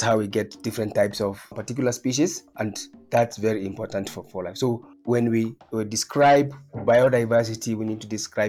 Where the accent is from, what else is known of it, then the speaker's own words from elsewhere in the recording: Kenya; also born or lived in Nairobi; I am Kenyan and I'm based in Nairobi